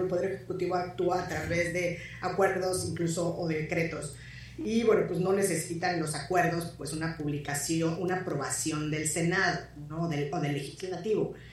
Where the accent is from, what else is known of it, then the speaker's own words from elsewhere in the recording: Mexico; nosotros como mexicanas y mexicanos